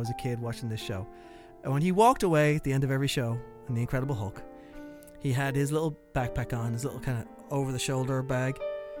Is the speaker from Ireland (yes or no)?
yes; Ireland; as a poor boy growing up in Ireland